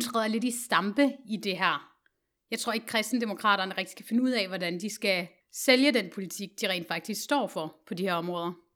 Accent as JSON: {"language": "Danish", "country": "Denmark", "said": "os som danskere i vores generation"}